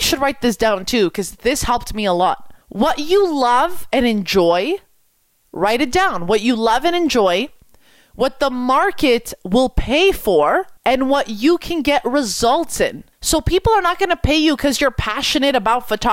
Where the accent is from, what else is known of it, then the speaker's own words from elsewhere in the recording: Quebec, Canada; I'm from Quebec. I speak French.